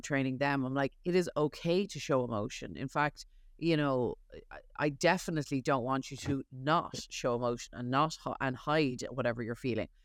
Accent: Ireland; now in New York, United States; I was raised Catholic in Ireland.

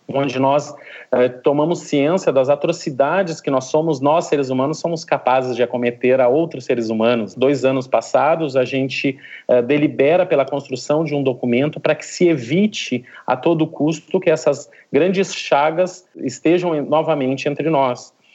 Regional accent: Rio Grande do Sul, Brazil; moved away as an adult; now in Recife, Brazil; eu sou gaúcho de, de nascença, mas já estou aqui em Recife, Pernambuco, já há 11 anos

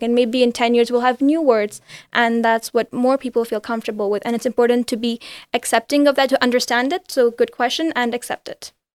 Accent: Geneva, Switzerland; also born or lived in India; I'm from India originally. I grew up in Geneva.

